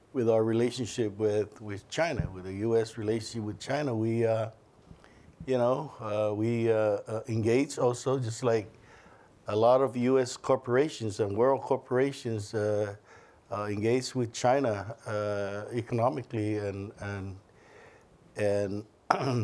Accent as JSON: {"language": "English", "country": "Northern Mariana Islands"}